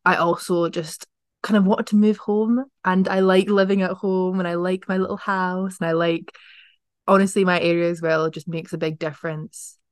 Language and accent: English; Edinburgh, Scotland, United Kingdom; also born or lived in Dundee; growing up in Edinburgh